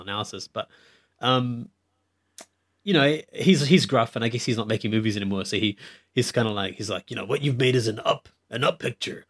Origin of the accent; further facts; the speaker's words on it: India; I'm Indian